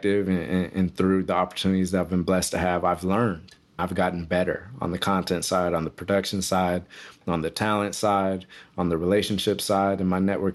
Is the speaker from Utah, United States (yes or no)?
no; Texas, United States; also born or lived in Santa Monica, California; grew up in Texas from about the age of 4